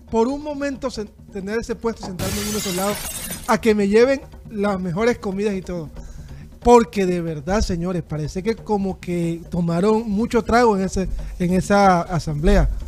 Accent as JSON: {"language": "Spanish", "town": "Barranquilla", "region": "Atlántico", "country": "Colombia", "said": "Soy barranquillero, amo Barranquilla."}